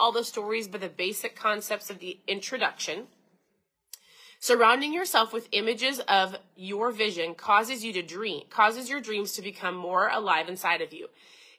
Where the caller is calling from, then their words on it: Minnesota, United States; So I'm tuning in from Minnesota.